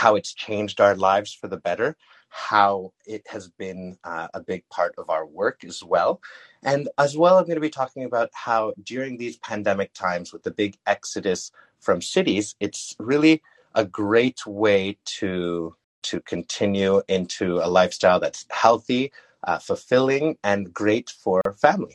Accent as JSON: {"language": "English", "town": "Montreal", "region": "Quebec", "country": "Canada", "tie": "born or raised there", "also_born_or_lived": "Whistler / Mexico", "moved": "as an adult", "said": "I'm born and raised in Montreal, which is one of the second largest cities in Canada."}